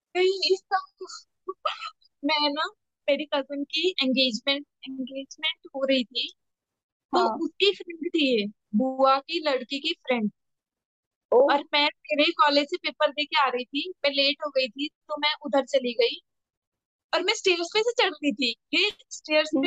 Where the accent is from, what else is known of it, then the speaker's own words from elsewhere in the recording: Haryana, India; moved away; मैं हरियाणा से बिलोंग करती